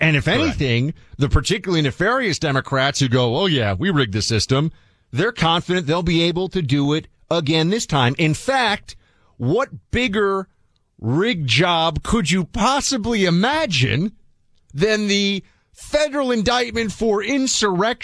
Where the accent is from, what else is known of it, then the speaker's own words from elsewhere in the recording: New York City, New York, United States; I grew up in New York City